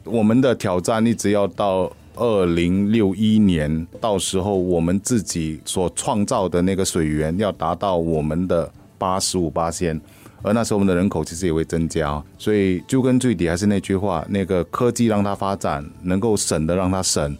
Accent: Singapore; 我们新加坡人

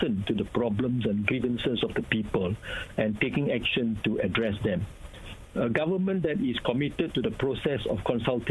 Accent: Malaysia; as a Malaysian

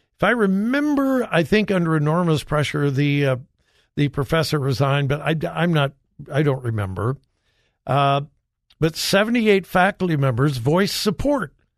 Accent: Southern California, United States; moved away; I grew up in Southern California.

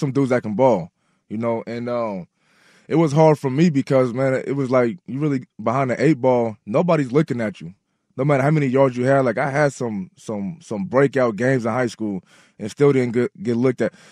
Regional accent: Portland, Oregon, United States; also born or lived in Butte, Montana / Hawaii; I had a guy named Lametrius Davis who I grew up with here in Portland

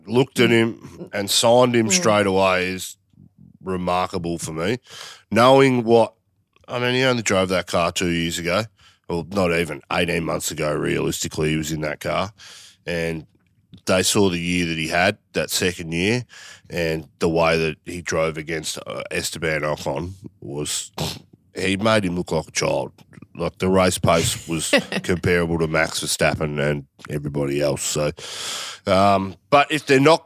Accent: Australia; I'm an Aussie.

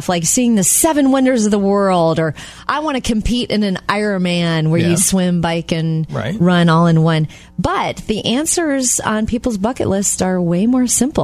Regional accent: Jupiter, Florida, United States; moved away; I was so glad I got to go home to my hometown in Jupiter, Florida

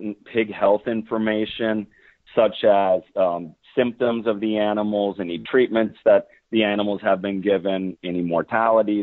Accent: Orange City, Iowa, United States; born or raised there

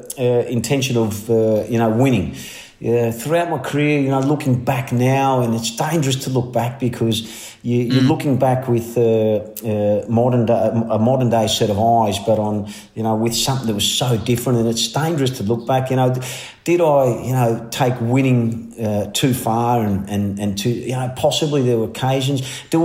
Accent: Melbourne, Victoria, Australia; growing up in Melbourne, whether you liked it or not, is, you know, is the mecca, mate.

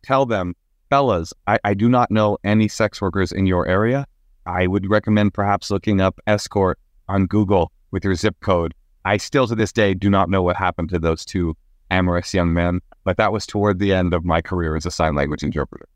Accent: Oakland, California, United States; I was raised in Oakland, California

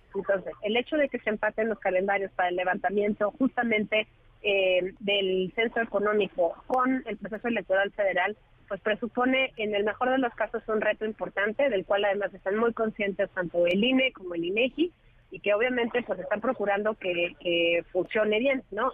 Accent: Mexico

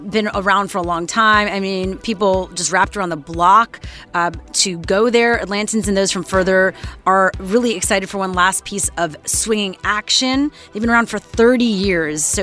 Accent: Montreal, Quebec, Canada; I'm from Montreal.

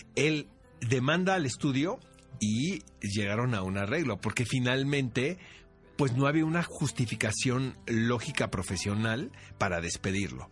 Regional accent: Mexico; somos los mexicanos

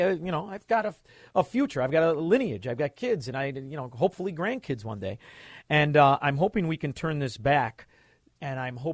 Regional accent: Chicago, Illinois, United States; I'm from Chicago, Illinois, and we are the nucleus of Democrat failure and corruption.

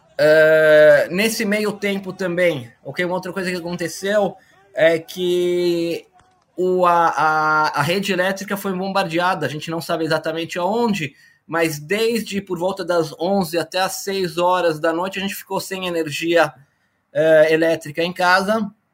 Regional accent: Brazil; moved away as an adult; now in Israel; eu sou brasileiro, nascido em 71, Sou formado pela Escola Politécnica

